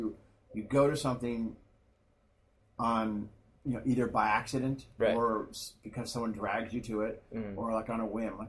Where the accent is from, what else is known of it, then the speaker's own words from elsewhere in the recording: Washington, District of Columbia, United States; also born or lived in Palo Alto, California / Taiwan; And grew up in D.C. Moved there. We were there in the late 70s, and I was there all the way through high school.